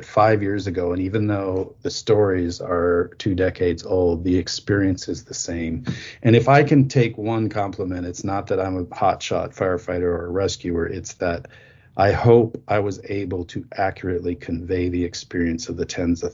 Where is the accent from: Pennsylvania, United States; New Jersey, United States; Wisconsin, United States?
Wisconsin, United States; New Auburn; I'm a farm kid from northern Wisconsin. I grew up milking cows